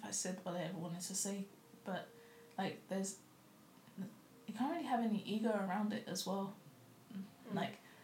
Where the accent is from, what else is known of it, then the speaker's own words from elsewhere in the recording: London, United Kingdom; moved away as an adult; now in New Zealand; when I grew up in London